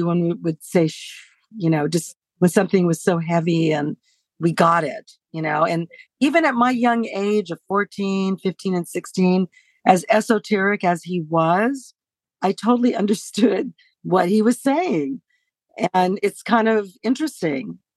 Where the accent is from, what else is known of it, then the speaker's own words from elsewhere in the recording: Los Angeles, California, United States; growing up in Hollywood